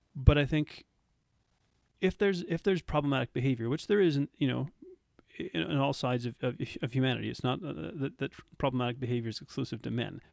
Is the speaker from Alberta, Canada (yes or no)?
yes; Red Deer, Alberta, Canada; also born or lived in South Africa; I grew up in Canada